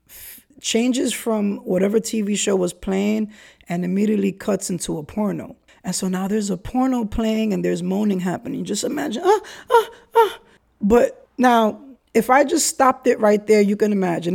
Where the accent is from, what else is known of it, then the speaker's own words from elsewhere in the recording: New York City, New York, United States; also born or lived in Brooklyn / Kingsbridge, the Bronx; Highbridge Chronicles in an area of the Bronx that I grew up